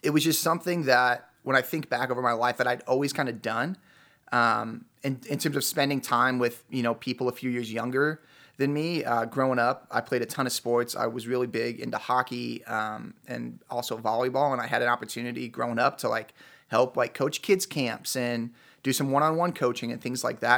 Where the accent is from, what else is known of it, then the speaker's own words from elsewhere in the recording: Chicago, Illinois, United States; moved away as an adult; now in Utah, United States; I'm originally from Chicago.